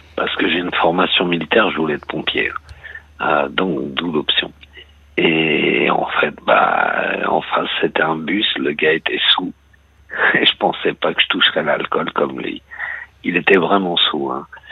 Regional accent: Argenteuil, Île-de-France, France; now in Brittany, France; je suis de la, région parisienne, hein, je suis d'Argenteuil

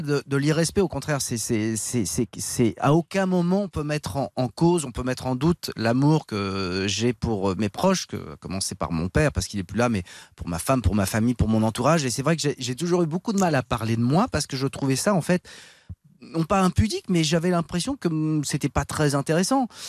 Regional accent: Paris, Île-de-France, France; je, suis né dans le 16e, j'ai grandi dans le 16e, je me suis réinstallé dans le 16e

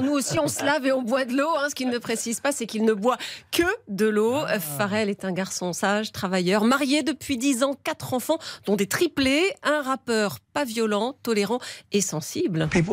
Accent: France; chez nous en France

